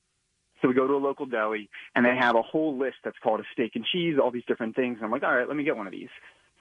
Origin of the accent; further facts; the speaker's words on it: Delaware County, Pennsylvania, United States; moved away as an adult; now in Washington, D.C., United States; So originally, I'm from Delco, but I moved down to D.C. for my career after college